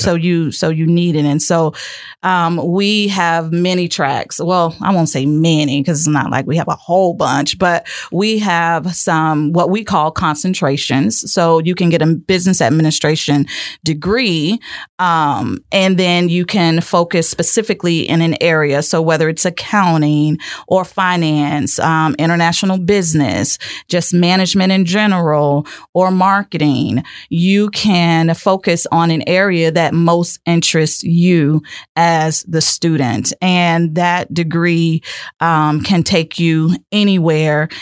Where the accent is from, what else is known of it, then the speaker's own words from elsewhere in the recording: Lake Wales, Florida, United States; born and raised right here in Lake Wales